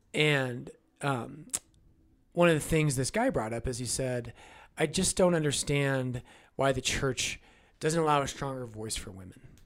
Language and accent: English; United States; as American Catholics